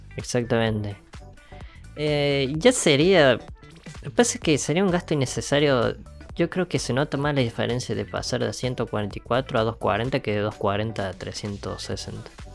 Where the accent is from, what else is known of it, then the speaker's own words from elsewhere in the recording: Argentina; estamos en un país que es una cagada como Argentina